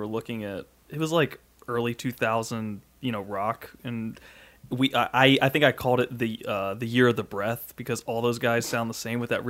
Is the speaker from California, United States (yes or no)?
no; North Carolina, United States; I grew up in North Carolina